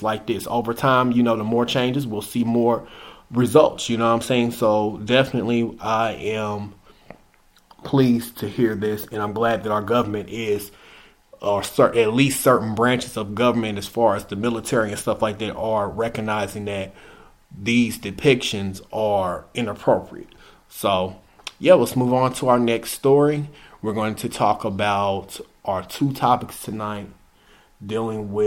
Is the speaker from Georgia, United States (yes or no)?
no; Indianapolis, Indiana, United States; my hometown, Indianapolis